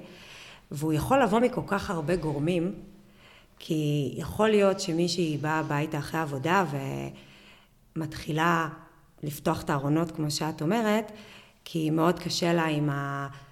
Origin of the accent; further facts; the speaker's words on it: Bar'am, Northern District, Israel; אני גדלתי בקיבוץ ברם בשנות ה-80